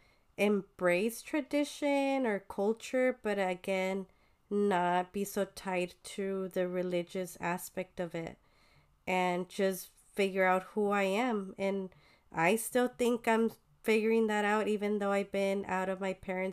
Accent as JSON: {"language": "English", "region": "Sinaloa", "country": "Mexico", "tie": "born or raised there", "moved": "yes", "said": "I grew up with them since I was born with them in Sinaloa when they were staying in Sinaloa"}